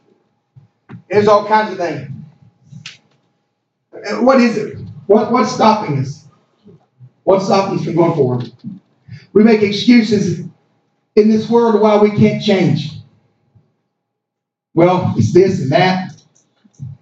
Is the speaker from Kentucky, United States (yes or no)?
yes; Hopkins County, Kentucky, United States; I was born in Hopkins County